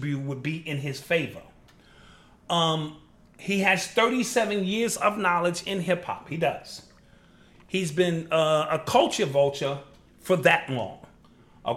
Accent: New York City, New York, United States; I grew up in the 80s. I'm coming from the Bronx.

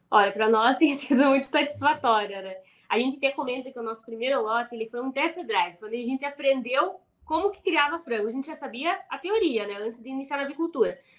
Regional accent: Paraná, Brazil; a gente é do Paraná

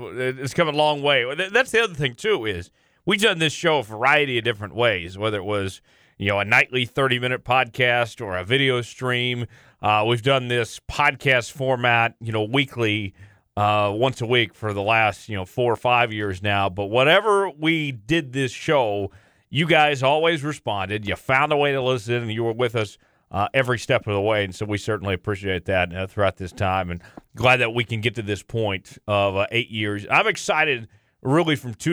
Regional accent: Broken Arrow, Oklahoma, United States; That's a Broken Arrow address my parents have. That's still Broken Arrow

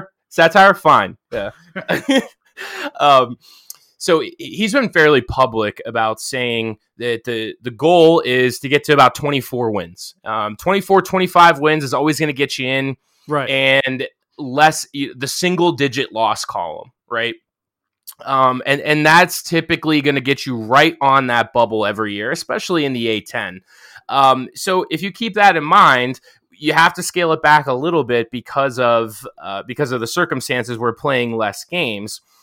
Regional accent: Pittsburgh, Pennsylvania, United States; moved away as an adult; also born or lived in Dayton, Ohio; where I grew up in Pittsburgh.

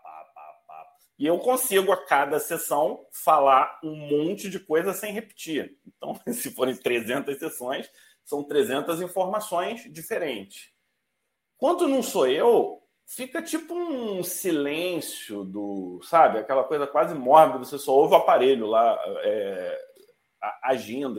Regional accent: Manaus, Amazonas, Brazil; eu sou de Manaus

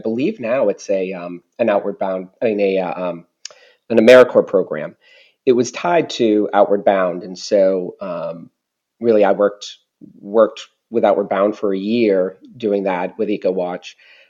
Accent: Mount Vernon, New Hampshire, United States; I grew up in a small town, Mount Vernon, New Hampshire, and went to a high school. It's Milford Area Senior High School. It was a tri-town high school when I went there. So it was my tiny town

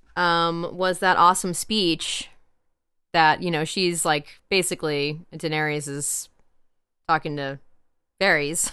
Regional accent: the Ozarks, United States; Hey, I'm from the Ozarks

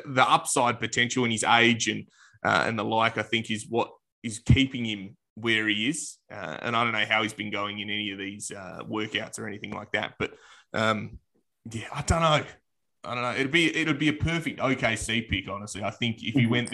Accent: Perth, Western Australia, Australia; obviously being Australian, I was a member of the Wildcats this year, so went to all of their games, and that's my local Perth team

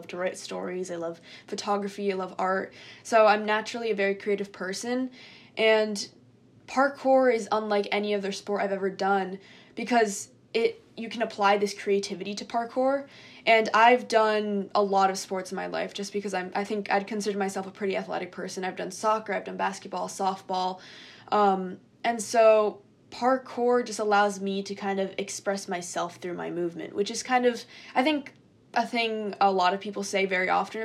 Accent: New York, United States; also born or lived in Japan; I moved to the US, and I've been living in New York State for basically my whole life.

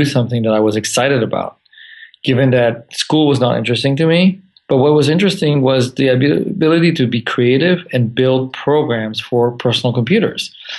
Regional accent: France; also born or lived in Santa Monica, United States; I was born in Santa Monica and grew up for a few years in Santa Monica, but then moved to France when I was six.

